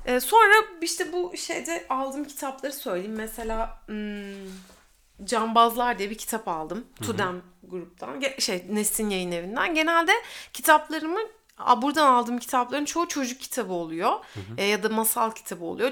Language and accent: Turkish; İzmir, Turkey; also born or lived in Uşak; biz Bornovalıyız yani. Üç, üç kuşaktır Bornova'da oturuyoruz.